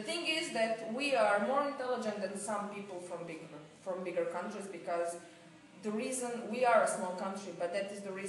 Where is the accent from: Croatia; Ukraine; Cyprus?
Croatia; English is a second language; moved away as an adult; also born or lived in Zagreb; I'm from Croatia